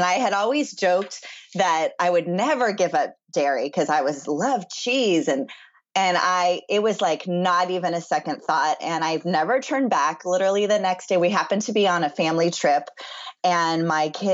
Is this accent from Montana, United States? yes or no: no; Los Angeles, California, United States; also born or lived in Chicago; I'm in Los Angeles, born and raised